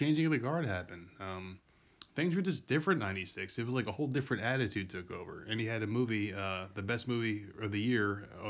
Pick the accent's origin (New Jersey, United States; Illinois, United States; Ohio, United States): New Jersey, United States; moved away; I'm from New Jersey.